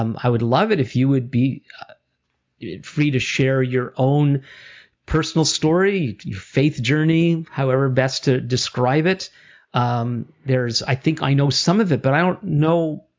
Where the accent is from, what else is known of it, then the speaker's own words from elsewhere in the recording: Canada; I'm Jewish Canadian